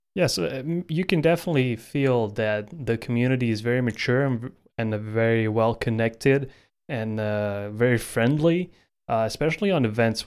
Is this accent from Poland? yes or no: no; Croatia; my home country of Croatia